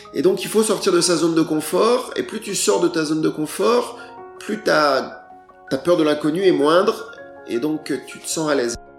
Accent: France; je suis français

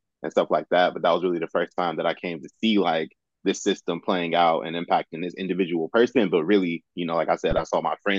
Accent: Ohio, United States; I went to school in Ohio, I grew up in Ohio

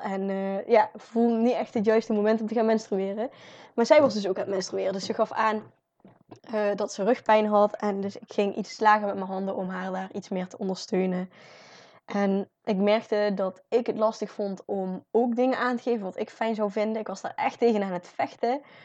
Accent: North Brabant, Netherlands; als Brabanders

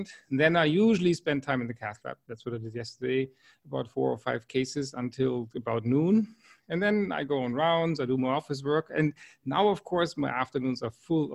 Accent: Freiburg, Baden-Württemberg, Germany; also born or lived in Wiesbaden, Germany / New Hampshire, United States; I grew up in the Black Forest region in the city called Freiburg.

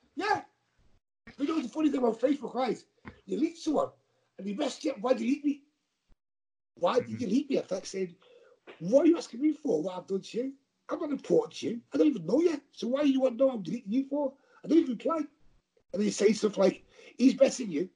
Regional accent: Liverpool, North West England, United Kingdom; accent: Scouse; I talk scouts. We're not English, you know. We're scousers.

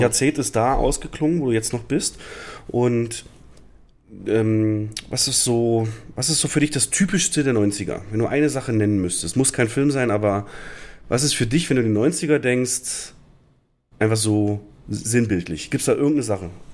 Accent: Lusatia, Brandenburg, Germany; Ich komme ja aus der Lausitz in Brandenburg und da ist der Ort Cottbus

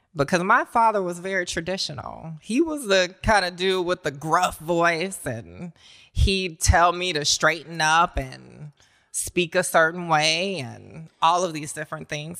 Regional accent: Augusta, Georgia, United States; accent: Southern; moved away; when I was a kid growing up in Augusta, Georgia, if you can't tell from the accent yet, I'm a Southern girl

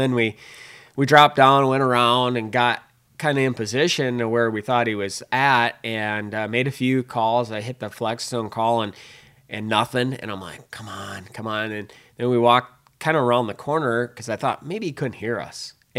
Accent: Minnesota, United States; accent: Minnesota; people buy my Minnesota accent like, yeah, I'm not from Alabama either.

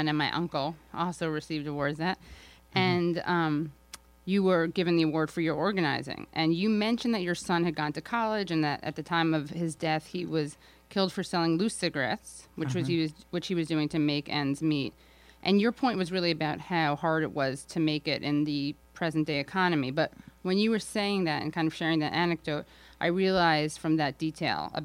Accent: New York City, New York, United States; I grew up in Manhattan

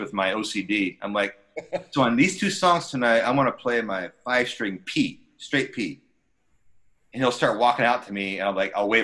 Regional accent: Lake Placid, New York, United States; moved away; also born or lived in New England; I am from Lake Placid, New York.

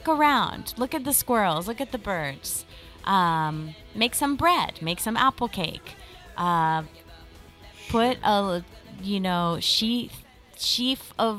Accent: East Coast, United States; now in Los Angeles, United States; Like, I come from the East Coast, I moved to the West Coast.

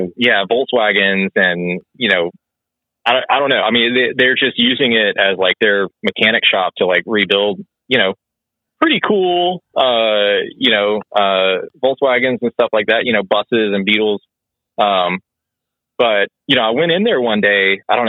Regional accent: Augusta, Georgia, United States; now in Athens, United States; I'm from Augusta, Georgia, which like has like a legit river, like Savannah River

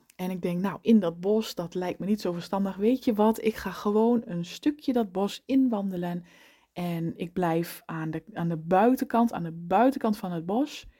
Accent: eastern Netherlands, Netherlands; in het oosten waar ik vandaan kom

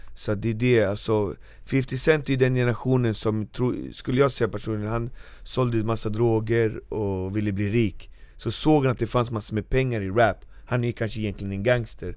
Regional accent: Norsborg, Stockholm County, Sweden; jag kommer från Marby, uppväxt och fostrad där

